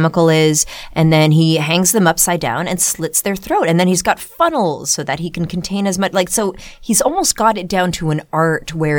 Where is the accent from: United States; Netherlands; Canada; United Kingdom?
Canada; Ottawa, Ontario; growing up in Ottawa, our field trips would often be to the Rideau Canal in Ottawa